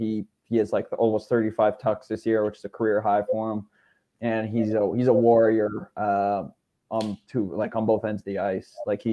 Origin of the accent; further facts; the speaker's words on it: Canada; I think as a Canadian, and you know, St. Louis, obviously, like you said, doesn't get a lot of casting time.